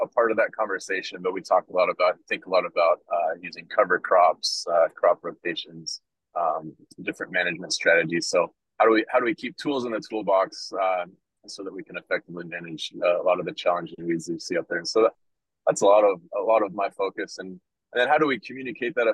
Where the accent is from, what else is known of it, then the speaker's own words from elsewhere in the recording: Washington, United States; moved away as an adult; now in Nebraska, United States; I grew up in the Pacific Northwest, out in Washington State